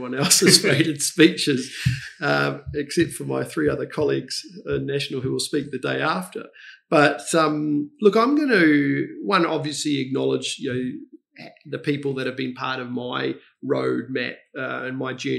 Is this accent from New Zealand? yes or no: yes; Cambridge, Waikato, New Zealand; also born or lived in United Kingdom; I grew up in Cambridge